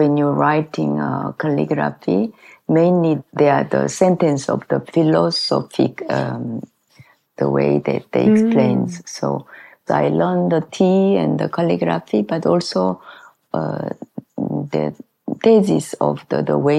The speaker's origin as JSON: {"language": "English", "region": "Gwangju", "country": "South Korea", "tie": "born or raised there", "also_born_or_lived": "Italy / France / United States", "second_language": "English", "moved": "as an adult", "lives_now": "Saint-Paul-de-Vence, France", "said": "I lived there until 28 years old. I was born in south of South Korea. The name is Gwangju"}